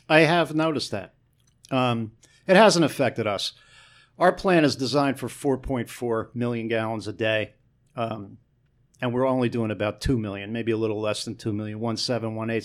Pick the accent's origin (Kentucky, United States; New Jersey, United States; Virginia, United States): New Jersey, United States; Newark; also born or lived in East Orange, New Jersey; I was from Newark and East Orange